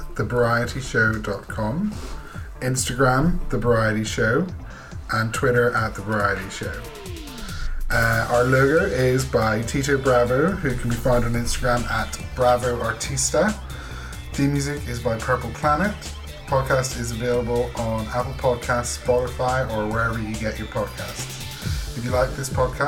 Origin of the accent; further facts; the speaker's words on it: Northern Ireland, United Kingdom; moved away as an adult; now in London, United Kingdom; growing up in Northern Ireland during the Troubles